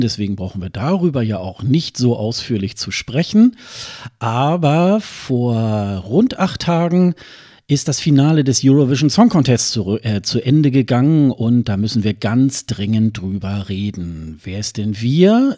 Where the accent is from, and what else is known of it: Germany